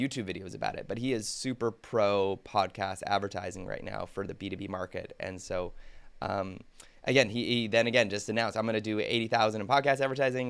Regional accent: Canada; as a Canadian

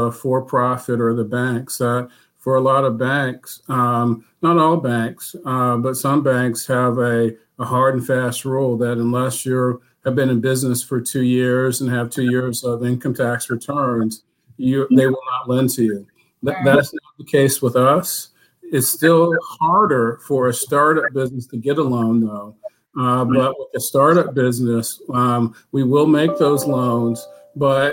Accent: Durham, North Carolina, United States; I grew up in Durham, went to Hillside High School

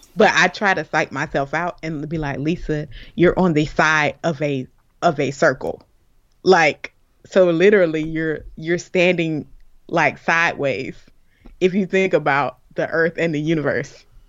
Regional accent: Florida, United States; I'm from Florida. We got hurricanes all the time

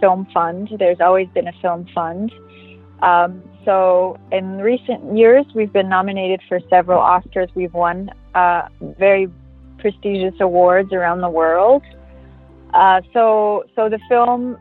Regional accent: New York City, New York, United States; also born or lived in Westchester, New York / Los Angeles; I'm from New York. I was born and raised in Manhattan, and then we moved out to Westchester, which is like a suburb

